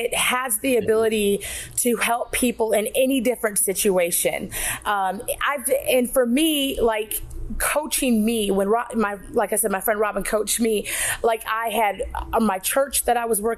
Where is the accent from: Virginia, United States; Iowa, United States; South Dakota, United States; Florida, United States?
South Dakota, United States; moved away as an adult; also born or lived in Minneapolis, Minnesota; now in Georgia, United States; Just grew up in South Dakota, went to Minneapolis for school